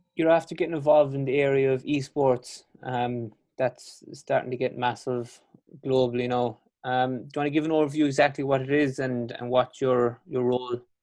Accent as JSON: {"language": "English", "area": "Kerry", "region": "Munster", "country": "Ireland", "accent": "strong Irish and Kerry", "said": "I have a strong Irish and Kerry accent"}